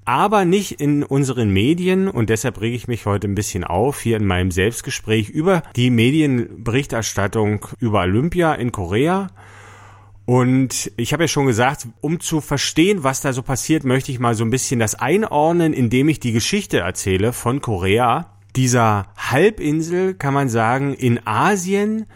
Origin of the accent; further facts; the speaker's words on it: East Germany, Germany; bei uns in der DDR